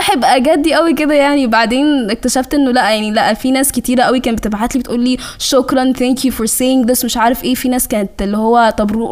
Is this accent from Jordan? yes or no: no; Sudan; اقول لهم انا سودانيه